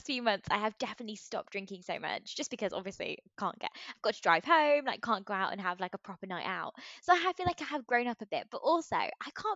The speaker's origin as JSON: {"language": "English", "region": "England", "country": "United Kingdom", "said": "I'm English"}